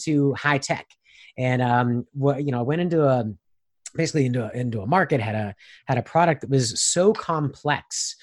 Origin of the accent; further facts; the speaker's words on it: Pittsburgh, Pennsylvania, United States; I am from Pittsburgh, Pennsylvania.